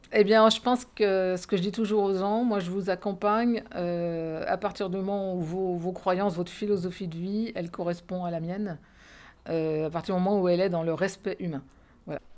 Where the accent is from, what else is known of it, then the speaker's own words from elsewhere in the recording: France; nous, en tant que Français